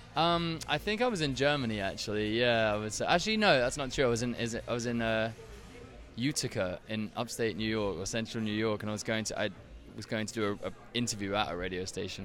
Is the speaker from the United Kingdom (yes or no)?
yes; Brighton, South East England, United Kingdom; accent: English; I'm from Brighton, It's on the south coast, not too far from Essex.